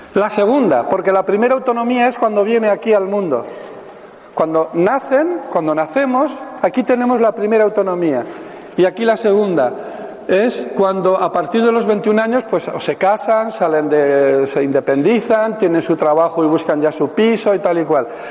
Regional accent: Pamplona, Navarre, Spain; soy de Pamplona, vivo allí

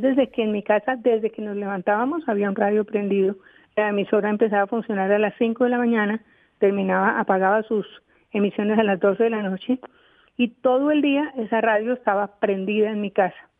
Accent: Bogotá, Colombia; cuando éramos niñas acá en Bogotá

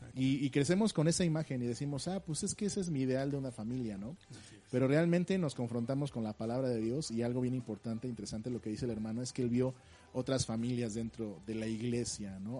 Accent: Mexico; Como mexicanos regularmente no leemos el instructivo

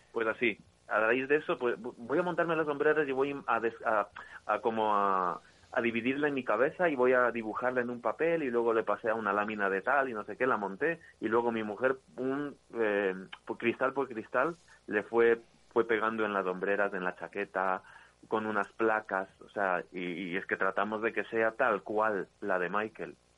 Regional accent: Ecuador; now in Spain; yo vine aquí a España, yo soy de Ecuador

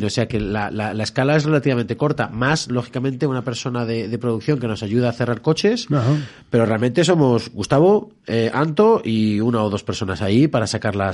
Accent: Alcalá de Henares, Community of Madrid, Spain; yo siempre cuento Alcalá de Henares como el, lugar de donde, más que de donde soy, de donde tengo que ser

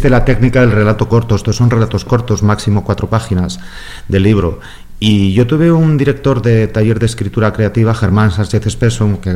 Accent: San Sebastián, Basque Country, Spain; de los estudios de música, en el, yo soy de San Sebastián, en el Conservatorio de San Sebastián.

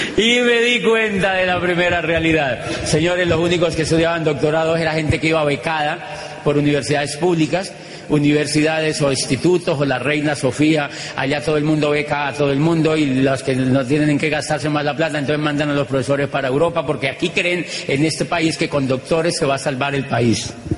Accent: Colombia; moved away as an adult; yo vengo de Colombia

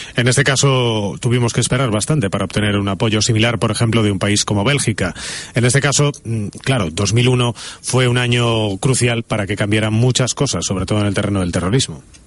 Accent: Galicia, Spain; moved away; vengo de Galicia

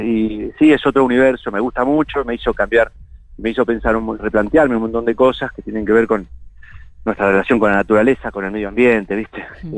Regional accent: Funes, Santa Fe, Argentina; moved away; Yo me crié en Funes, un lugar cerca de Rosario

